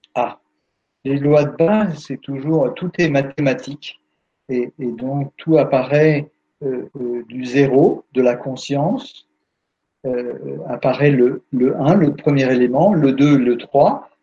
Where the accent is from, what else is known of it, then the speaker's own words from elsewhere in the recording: France; on est français